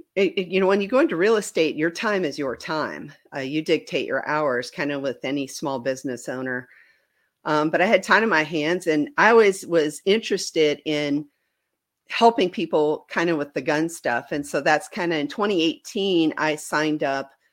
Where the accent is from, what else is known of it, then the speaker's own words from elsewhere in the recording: Wisconsin, United States; moved away as an adult; now in Bentonville, United States; I grew up in Wisconsin.